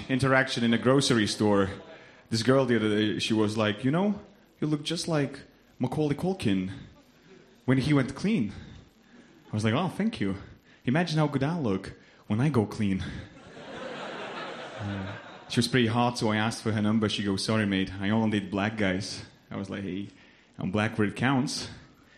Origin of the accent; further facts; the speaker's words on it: Lithuania; English is a second language; moved away as an adult; now in United Kingdom; a few years ago, I moved here from Lithuania.